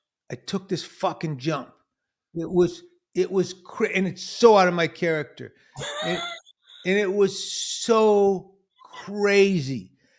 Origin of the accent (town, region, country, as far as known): Detroit, Michigan, United States; born or raised there